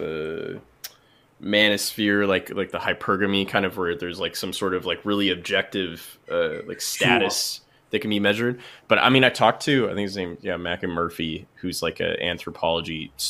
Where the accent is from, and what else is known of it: Canada